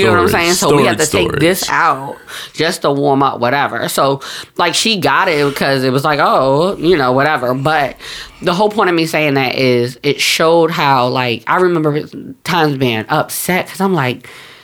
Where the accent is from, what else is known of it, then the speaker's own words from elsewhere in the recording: New Jersey, United States; also born or lived in New York; I'm from North Jersey